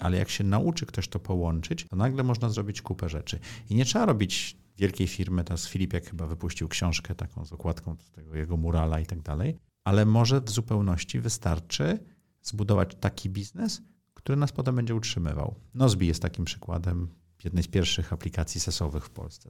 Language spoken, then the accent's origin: Polish; Poland; urodziłem się w kraju, okej, okay, w komunizmie, ale w Europie